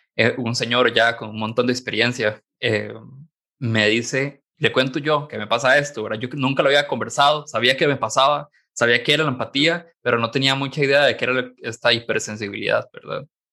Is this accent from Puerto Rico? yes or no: no; San Carlos, Alajuela, Costa Rica; moved away as an adult; yo soy de San Carlos en realidad, y me vine para acá a trabajar